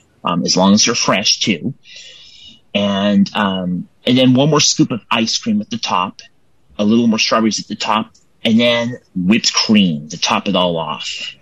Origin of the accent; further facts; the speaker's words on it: Templeton, California, United States; I am from Templeton, California.